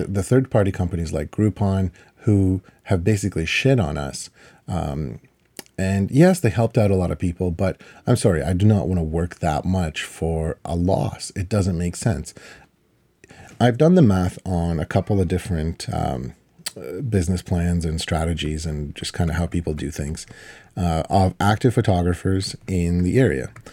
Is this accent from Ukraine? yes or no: yes; Ukraine; now in Canada; I was born in Ukraine